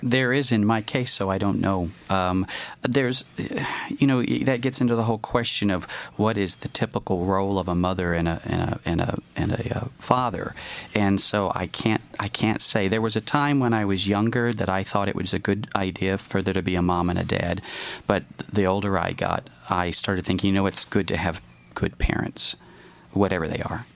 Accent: the South, United States; I grew up in the South

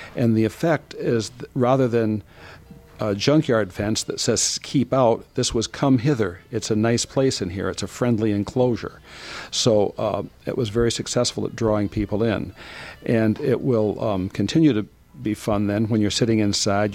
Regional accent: Ann Arbor, Michigan, United States; I grew up around Ann Arbor

